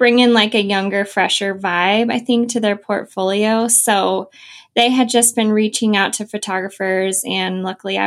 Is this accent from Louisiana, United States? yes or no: no; Idaho, United States; moved away as an adult; also born or lived in Southern California; I'm from Idaho